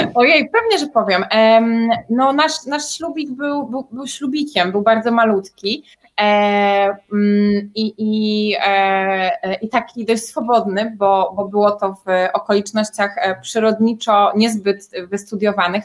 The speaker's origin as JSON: {"language": "Polish", "town": "Wrocław", "region": "Lower Silesian Voivodeship", "country": "Poland", "said": "ja pochodzę z Wrocławia"}